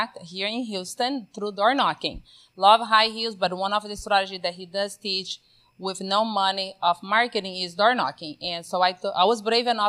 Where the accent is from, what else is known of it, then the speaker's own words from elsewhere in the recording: Brazil; now in Texas, United States; So grew up, born and raised in Brazil, not just Brazil, but in the middle of the Amazon, where there is no electricity whatsoever.